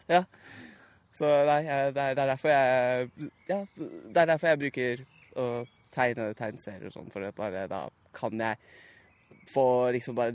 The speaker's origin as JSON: {"language": "Norwegian", "town": "Naples", "region": "Campania", "country": "Italy", "tie": "born or raised there", "said": "jeg er oppvokst i Napoli, så der ble jeg introdusert uh, litt med sånn jeg gikk, på, jeg gikk på britisk barnehage i Eh, Napoli."}